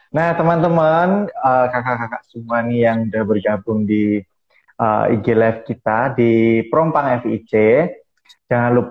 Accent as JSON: {"language": "Indonesian", "town": "Wonogiri", "region": "Central Java", "country": "Indonesia", "said": "Asal saya dari Wonogiri, Paroki Santo Ignatius Danang."}